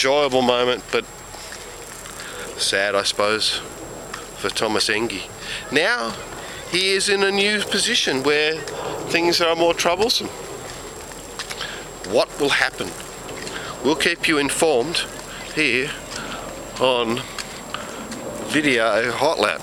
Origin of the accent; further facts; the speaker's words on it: Australia; I am from Australia